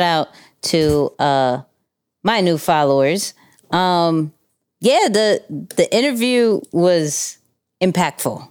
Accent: New York City, New York, United States; we're from Queens

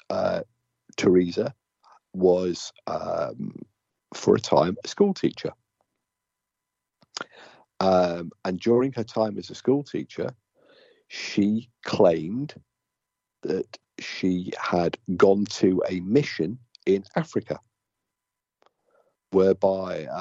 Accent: United Kingdom; I'm British

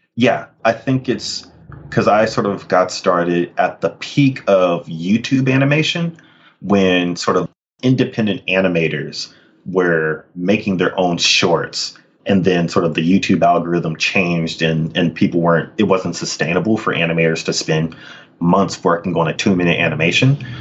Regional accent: Sacramento, California, United States; also born or lived in Richmond, California; I grew up in in Sacramento and Richmond in many ways. But yeah, yep, a Northern California kid

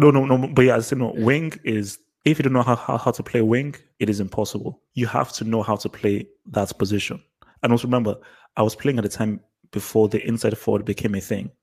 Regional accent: London, United Kingdom; I was born in England, so I was born in London, but to Nigerian parents.

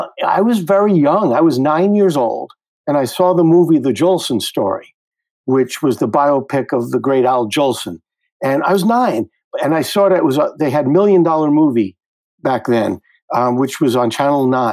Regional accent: New York City, New York, United States; I grew up in the Flatbush section of Brooklyn, Ocean Avenue near Church Avenue

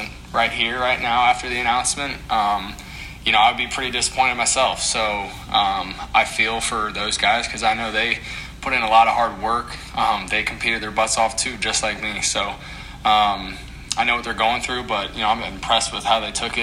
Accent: St. Louis, Missouri, United States; being from St. Louis

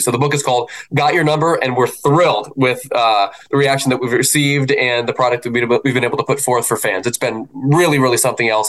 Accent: Philadelphia, Pennsylvania, United States; also born or lived in Baltimore; I was born in Baltimore but raised in Philadelphia

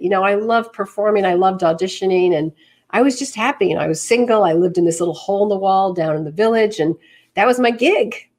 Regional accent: New York City, New York, United States; moved away as an adult; I was born and bred right here in the city.

